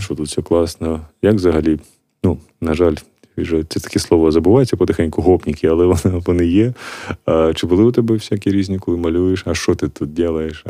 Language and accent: Ukrainian; Kharkiv, Kharkiv Oblast, Ukraine; moved away as an adult; now in Drohobych, Ukraine; я сам з Харкова, але зараз під час війни я приїхав в Дрогобич